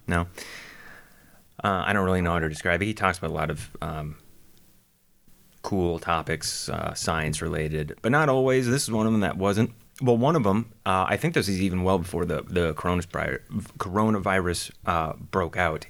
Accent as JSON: {"language": "English", "region": "Minnesota", "country": "United States", "tie": "born or raised there", "also_born_or_lived": "Florida", "moved": "yes", "said": "I grew up in Minnesota"}